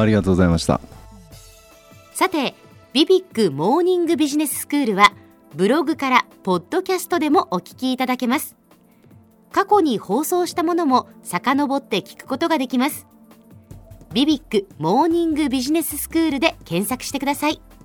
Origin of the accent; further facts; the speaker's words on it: Kyushu, Japan; 私自身が九州の出身なもんですから高校時代までね